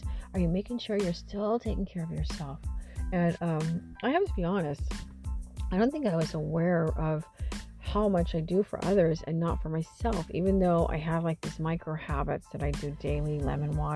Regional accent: Missouri, United States; moved away as an adult; now in California, United States; Hadn't been back to my hometown since my grandmother was alive. And, you know, and I think there's a part of my soul that was a little afraid to go back to Missouri

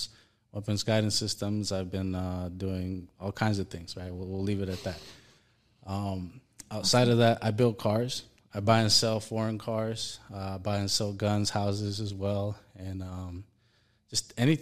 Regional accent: El Salvador; now in United States; I am a foreign-born national. I am from El Salvador. I'm mixed with German. I basically have been in the U.S. for about 25 years now

